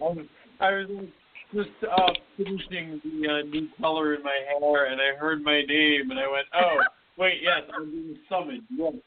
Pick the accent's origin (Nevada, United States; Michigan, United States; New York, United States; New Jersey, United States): New York, United States; I'm from New York